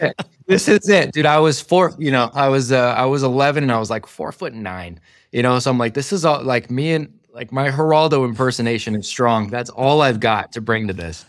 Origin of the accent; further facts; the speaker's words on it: California, United States; my hometown in California